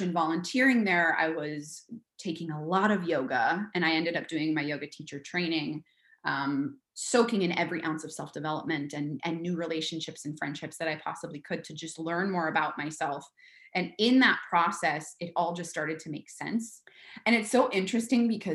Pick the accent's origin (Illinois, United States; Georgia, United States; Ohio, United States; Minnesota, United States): Minnesota, United States; moved away; I'm from Minnesota originally, and I grew up and went to college nearby.